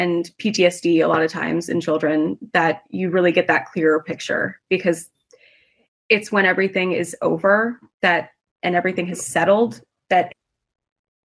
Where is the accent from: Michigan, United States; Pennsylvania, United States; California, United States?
California, United States; Santa Monica; moved away as an adult; now in Israel; I was born and raised in Santa Monica, in California